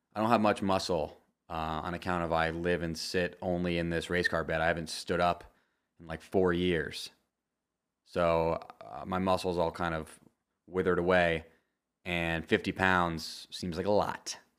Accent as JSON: {"language": "English", "country": "United States", "said": "as an American"}